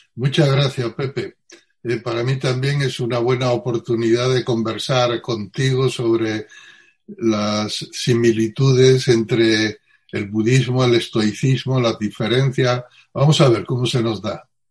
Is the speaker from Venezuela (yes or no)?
no; Utrera, Andalusia, Spain; nací en, en Utrera, eh, provincia, un pueblo de la provincia de Sevilla, hace 64 años